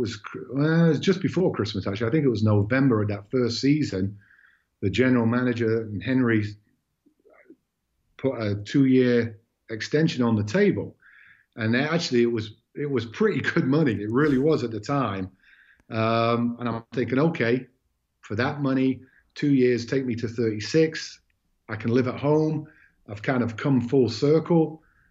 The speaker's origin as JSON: {"language": "English", "town": "Southport", "region": "North West England", "country": "United Kingdom", "tie": "born or raised there", "also_born_or_lived": "Wyoming, United States / Montana, United States", "moved": "as an adult", "lives_now": "Bozeman, United States", "said": "I can live in my hometown in Southport"}